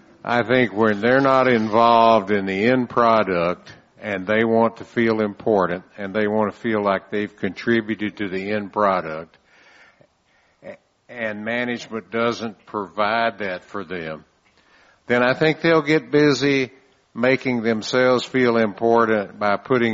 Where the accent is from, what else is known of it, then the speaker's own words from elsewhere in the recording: San Antonio, Texas, United States; I'm from San Antonio